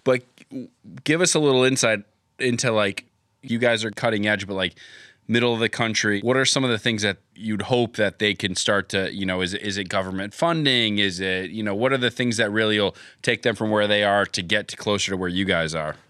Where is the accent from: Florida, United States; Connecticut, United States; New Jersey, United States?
Connecticut, United States; where I grew up in Connecticut